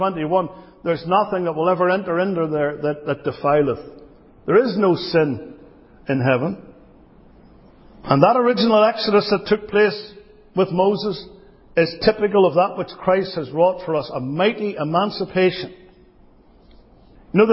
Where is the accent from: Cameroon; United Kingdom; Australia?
United Kingdom; now in United States; As a Brit